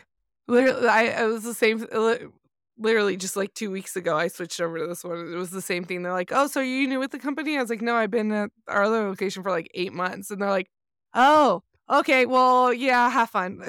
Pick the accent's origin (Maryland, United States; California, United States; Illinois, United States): California, United States; Southern; I grew up in Southern California